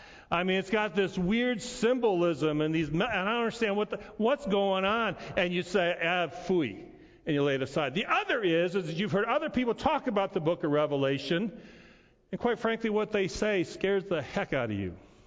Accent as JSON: {"language": "English", "town": "Montrose", "country": "United States", "tie": "born or raised there", "said": "It looked like our Thanksgiving table. It looked like life as I knew it growing up in Montrose."}